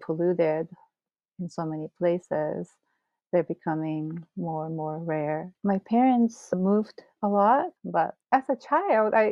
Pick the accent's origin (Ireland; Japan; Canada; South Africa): Japan; English is a second language; moved away as an adult; also born or lived in São Paulo, Brazil; I was born in Japan, and I grew up, I spent my kindergarten years and then up to third grade, I was in Japan. And I grew up in the suburbs.